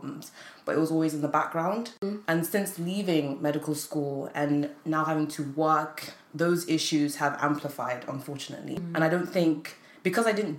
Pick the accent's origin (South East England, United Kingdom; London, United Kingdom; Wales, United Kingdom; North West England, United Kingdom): London, United Kingdom; I grew up in London